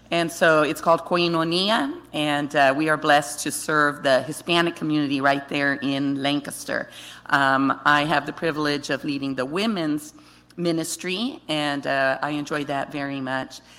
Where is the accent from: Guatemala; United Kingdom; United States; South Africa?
Guatemala; I was born and raised in Guatemala in Central America. My parents were missionaries.